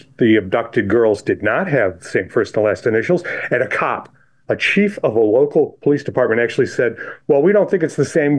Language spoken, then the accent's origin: English; Chili, New York, United States; I grew up in Chile, New York, which is south of Rochester, end of a dirt road.